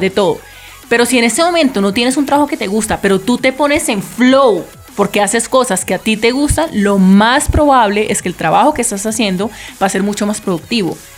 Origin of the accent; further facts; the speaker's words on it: Cali, Valle del Cauca, Colombia; Yo soy caleña y me gusta la salsa